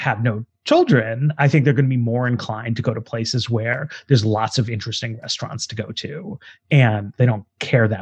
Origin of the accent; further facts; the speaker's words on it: New York City, New York, United States; moved away as an adult; now in Washington, D.C., United States; I grew up in Manhattan